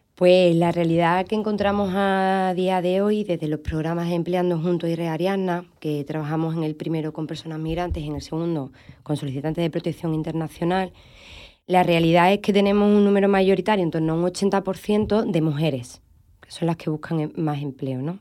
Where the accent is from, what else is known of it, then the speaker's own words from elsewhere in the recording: Andalusia, Spain; cómo somos los andaluces